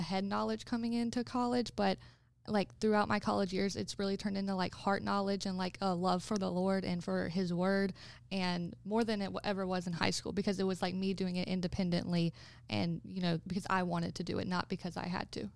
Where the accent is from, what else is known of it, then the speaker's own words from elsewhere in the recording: Florence, South Carolina, United States; moved away as an adult; also born or lived in Rock Hill, South Carolina; I'm from Florence, South Carolina, which is two hours away from Rock Hill